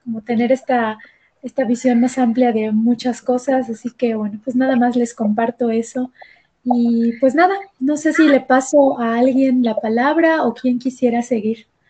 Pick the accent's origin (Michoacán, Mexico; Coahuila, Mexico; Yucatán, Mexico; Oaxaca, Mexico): Yucatán, Mexico; Mérida; now in Mexico City, Mexico; yo soy de Mérida, Yucatán, pero vivo en la Ciudad de México ahorita